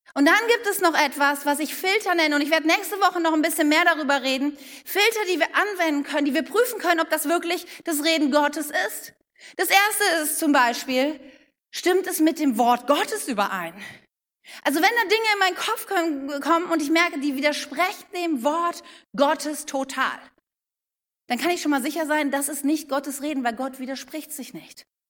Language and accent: German; Wuppertal, North Rhine-Westphalia, Germany; ich bin in Wuppertal geboren